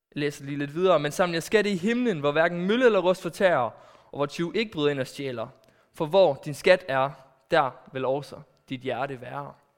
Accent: Aarhus, Central Denmark Region, Denmark; also born or lived in Netherlands; kommer jeg fra Aarhus

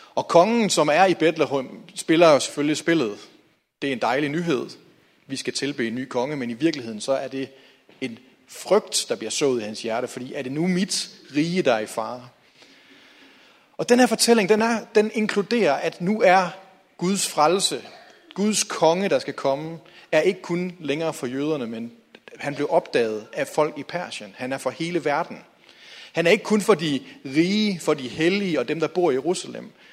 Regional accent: Hjallerup, North Denmark Region, Denmark; jeg voksede op i Jallerup

